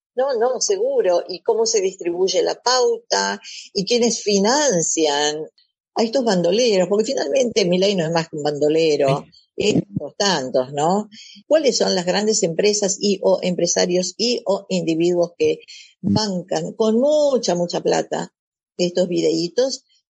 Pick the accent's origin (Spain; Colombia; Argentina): Argentina; nosotros nosotros digo, la Argentina